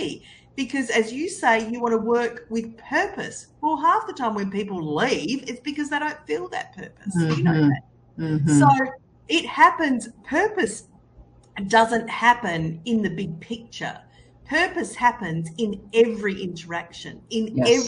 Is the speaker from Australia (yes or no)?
yes; Australia; I'm Australian